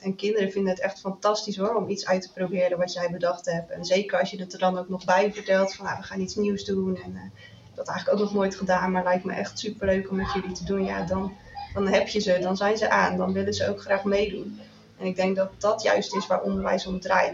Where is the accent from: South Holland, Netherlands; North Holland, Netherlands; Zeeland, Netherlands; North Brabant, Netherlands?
Zeeland, Netherlands; ik kom uit Zeeland